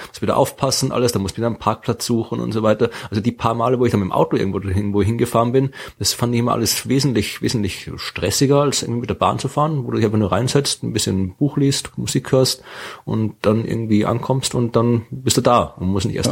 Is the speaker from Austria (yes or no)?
yes; Wachau, Lower Austria, Austria; Das liegt in der Wachau. Ja, also da, mhm. wo ich herkomme, aus der Gegend in Österreich.